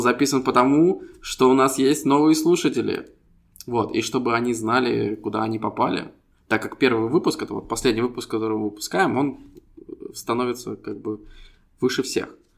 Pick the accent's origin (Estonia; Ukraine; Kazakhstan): Estonia; мы ребята из Эстонии